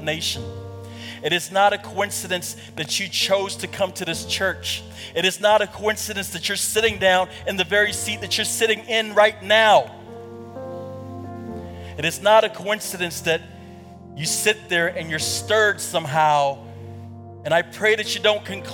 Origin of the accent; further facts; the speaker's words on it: Kampala, Central Region, Uganda; moved away; I was born in Kampala, Uganda.